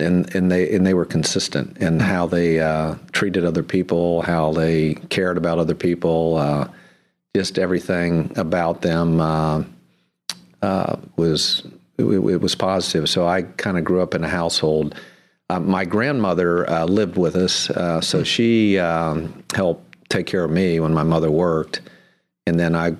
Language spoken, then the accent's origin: English; Cincinnati, Ohio, United States; I was born in Cincinnati, Ohio, 1942, in Bethesda Hospital there.